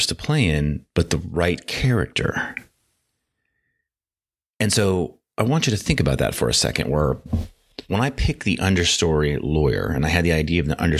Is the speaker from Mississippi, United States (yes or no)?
no; North Dakota, United States; moved away; also born or lived in Tucson, Arizona; I grew up in North Dakota, strong cowboy culture